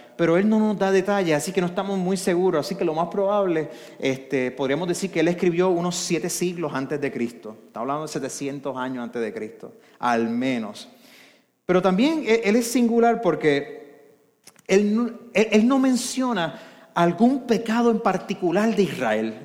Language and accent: Spanish; Arecibo, Puerto Rico; yo soy de Arecibo